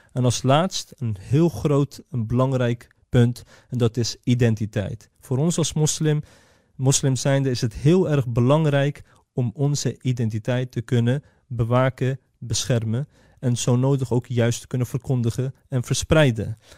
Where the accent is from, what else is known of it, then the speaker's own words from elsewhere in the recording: Netherlands; wij zijn geboren en getogen in Nederland